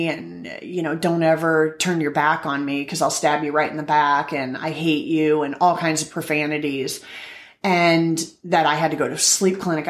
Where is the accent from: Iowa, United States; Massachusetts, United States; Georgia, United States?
Iowa, United States; moved away; I'm from Iowa